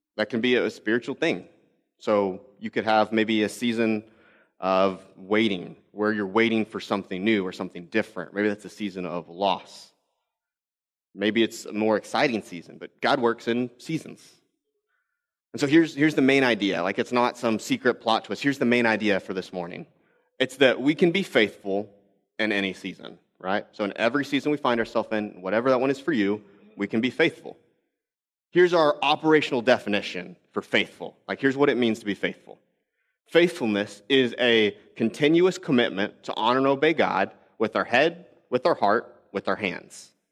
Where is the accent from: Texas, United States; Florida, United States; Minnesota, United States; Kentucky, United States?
Texas, United States; also born or lived in Arizona; now in Midwest, United States; I grew up in Texas, and then I lived in Arizona for a couple years